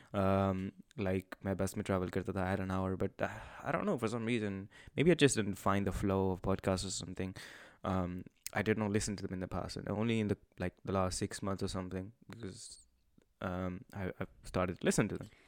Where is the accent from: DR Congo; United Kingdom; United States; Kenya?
United Kingdom; Manchester, North West England; we're people from Manchester. Um, so we live at home